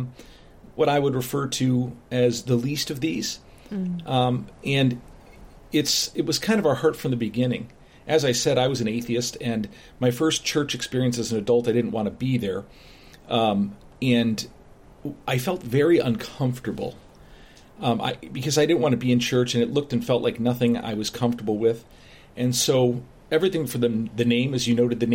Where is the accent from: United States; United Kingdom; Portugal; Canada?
United States; Chicago, Illinois; moved away as an adult; now in Bryan, Ohio, United States; My wife and I grew up in the Chicago area, so a much bigger, the suburbs.